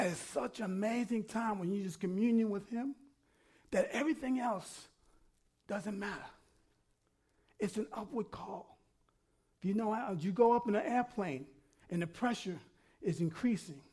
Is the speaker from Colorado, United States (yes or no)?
no; New York, United States; when I grew up in New York